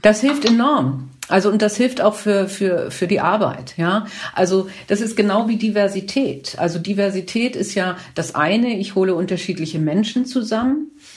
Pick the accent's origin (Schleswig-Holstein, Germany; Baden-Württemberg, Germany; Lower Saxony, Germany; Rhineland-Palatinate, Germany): Schleswig-Holstein, Germany; Kiel; ich komme ja aus Kiel